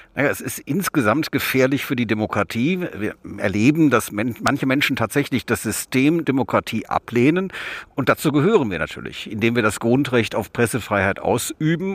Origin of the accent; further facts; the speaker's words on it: West Germany, Germany; ich komme aus Westdeutschland.